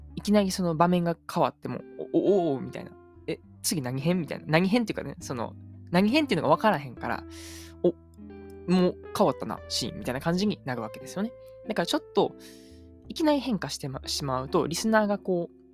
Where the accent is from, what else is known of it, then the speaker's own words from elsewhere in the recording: Uji, Kyoto, Japan; moved away as an adult; also born or lived in Kochi; now in Nagoya, Japan; 実家が京都の宇治なんで